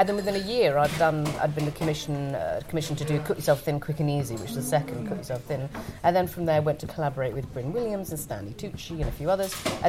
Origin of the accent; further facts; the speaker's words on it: Thailand; I grew up in Thailand where they eat everything.